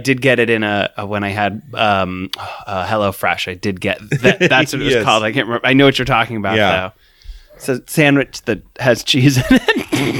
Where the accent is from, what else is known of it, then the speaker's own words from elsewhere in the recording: Midwest, United States; I'm from the Midwest.